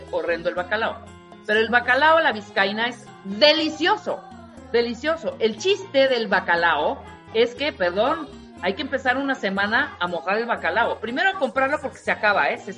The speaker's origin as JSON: {"language": "Spanish", "town": "Tuxtla", "region": "Chiapas", "country": "Mexico", "tie": "born or raised there", "said": "Mira, te voy a decir, en, Tuxtla, en mi pueblo, en Chiapas, checa esto"}